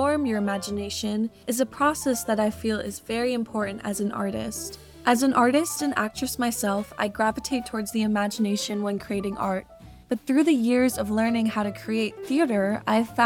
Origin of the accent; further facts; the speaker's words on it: Massachusetts, United States; now in New York City, United States; growing up in Massachusetts